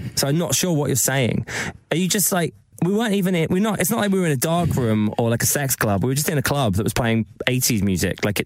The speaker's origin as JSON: {"language": "English", "town": "Eastbourne", "region": "South East England", "country": "United Kingdom", "tie": "born or raised there", "said": "My local gay pub in Eastbourne, where I grew up in Sussex"}